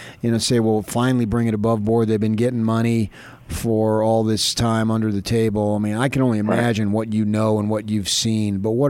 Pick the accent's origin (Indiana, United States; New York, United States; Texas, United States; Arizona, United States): Arizona, United States; moved away as an adult; also born or lived in Los Angeles / Utah; growing up in Arizona and then working in L.A., working in Utah